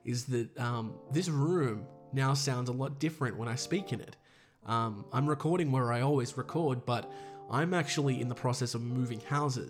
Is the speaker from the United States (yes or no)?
no; Australia; accent: Australian; I'm Australian